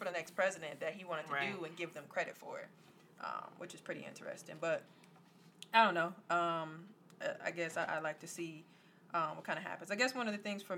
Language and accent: English; Wisconsin, United States; we're from Wisconsin